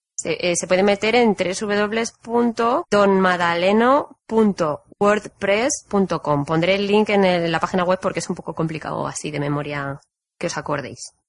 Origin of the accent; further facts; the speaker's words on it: Spain; moved away; soy de España